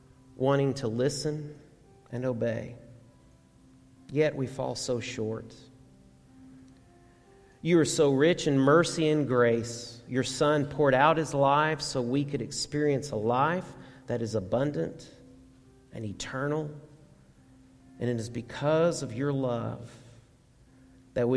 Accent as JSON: {"language": "English", "town": "Garland", "region": "Texas", "country": "United States", "tie": "born or raised there", "said": "I grew up in Garland, and Dad would commute to Irving"}